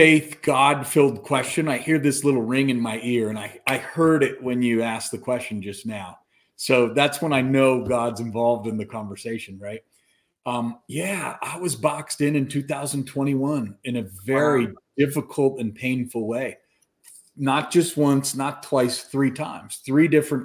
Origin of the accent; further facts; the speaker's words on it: Colorado, United States; moved away as an adult; So I grew up in Colorado. I'm back home